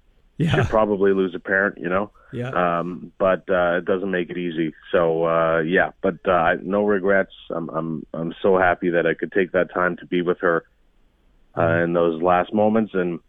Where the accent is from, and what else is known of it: Saskatchewan, Canada; born or raised there